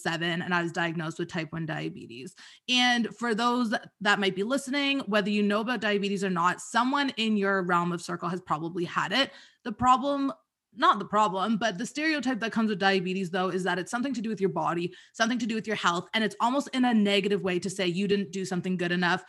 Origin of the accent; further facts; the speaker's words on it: Toronto, Ontario, Canada; I'm from Toronto